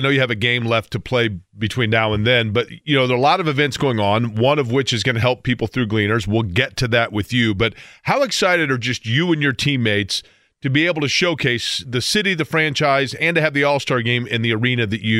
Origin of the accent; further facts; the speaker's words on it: Indiana, United States; I'm from Indiana, so I've never met a shot I didn't like.